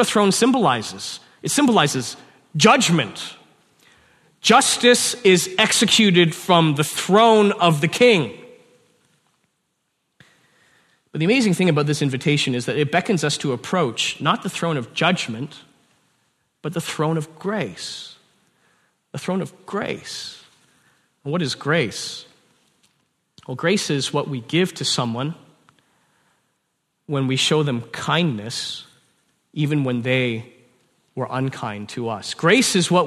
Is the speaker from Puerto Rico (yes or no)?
no; Canada; I'm a Chinese man born in Canada